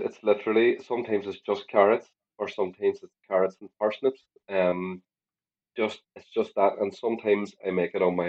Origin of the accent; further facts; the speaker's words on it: Ireland; as an Irish person, we love spuds.